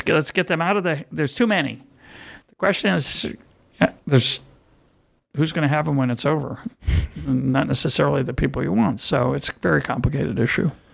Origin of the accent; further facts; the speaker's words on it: United States; now in Israel; as an American